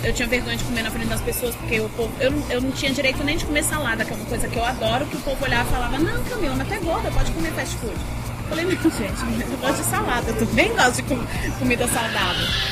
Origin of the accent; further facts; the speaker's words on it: Brasília, Federal District, Brazil; eu nasci em Brasília, sou filha de gaúcho, é, de, de gaúcha com boliviano. E desde sempre morei aqui, nunca morei em outro